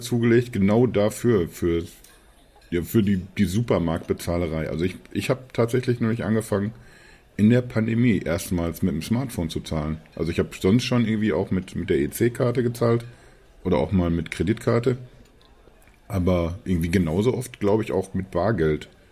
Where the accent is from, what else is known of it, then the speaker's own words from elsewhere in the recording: Germany; als, als Deutsche